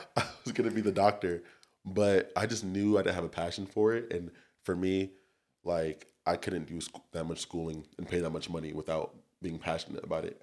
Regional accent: Torrance, California, United States; also born or lived in Long Beach, California / Santa Barbara, California / Irvine, California; I'm from Torrance, California, born and raised.

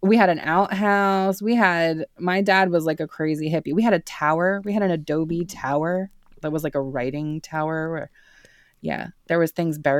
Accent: Santa Fe, New Mexico, United States; I grew up in Santa Fe, New Mexico. It's northern New Mexico, and it is in the United States.

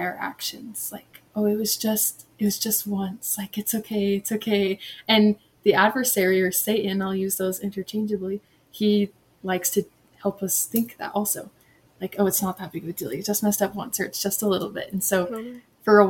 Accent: Hooper, Utah, United States; also born or lived in Kentucky; I'm from Hooper, Utah, which is close to Ogden. And I've grown up here most of my life, but I've lived in Kentucky when I was younger

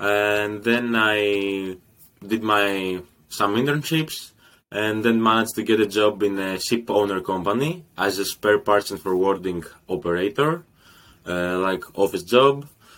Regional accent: Greece; moved away as an adult; now in Rotterdam, Netherlands; I'm 24 years old. I'm from Greece, studying here in the Netherlands, in Rotterdam

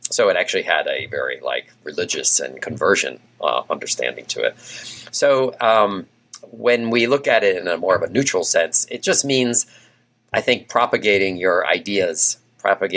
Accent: Massachusetts, United States; also born or lived in Louisiana / Portland / Pittsburgh; now in Texas, United States; although I was not a native of Texas, I'm from Massachusetts

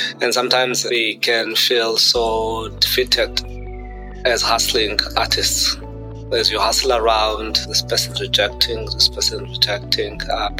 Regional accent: Eastern Cape, South Africa; I was born in Cape Town, mid-80s. Quickly after that, my mother moved back to the Eastern Cape.

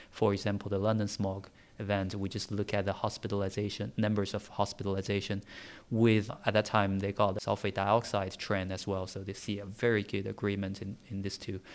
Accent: Tianjin, China; English is a second language; moved away as an adult; now in United Kingdom; I'm from China, so forgive me if I, my English is not quite clear

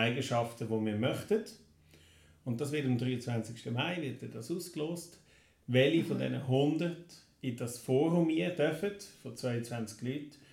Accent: Neuenkirch, Lucerne, Switzerland; Ich komme aus Neuenkirch

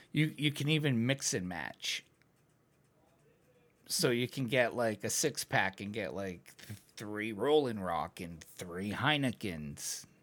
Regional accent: United States; I'm American.

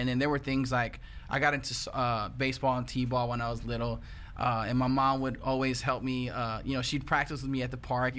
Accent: Channelview, Texas, United States; also born or lived in Mexico; I went straight to the United States, moved to Channelview.

